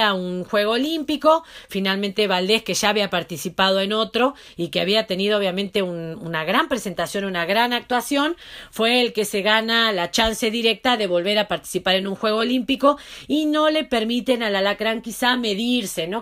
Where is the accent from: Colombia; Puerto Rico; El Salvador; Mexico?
Mexico; como buena mexicana que me siento